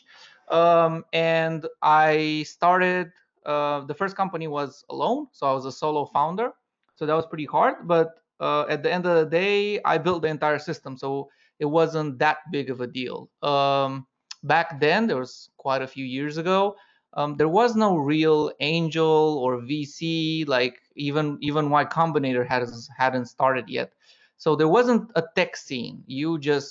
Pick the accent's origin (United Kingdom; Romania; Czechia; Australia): Romania; moved away as an adult; also born or lived in Paris, France; I'm originally from Romania, and after that, I moved to Paris